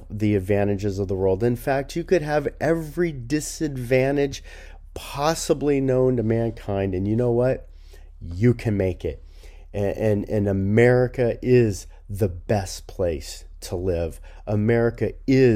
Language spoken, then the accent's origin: English; Los Angeles, California, United States; I grew up in Los Angeles area